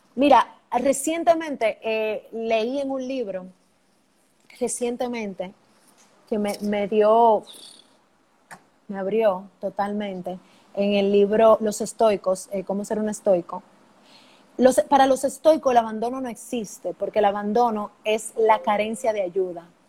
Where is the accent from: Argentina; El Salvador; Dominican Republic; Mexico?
Dominican Republic; Mi, país es lo máximo